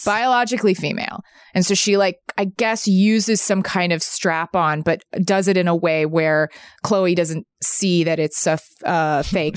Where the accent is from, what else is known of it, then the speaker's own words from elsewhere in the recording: the South, United States; moved away; also born or lived in New York; I grew up in the South